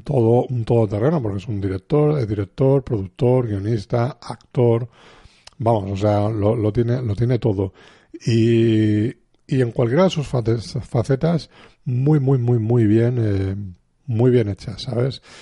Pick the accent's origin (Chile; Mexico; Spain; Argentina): Spain; somos de aquí de España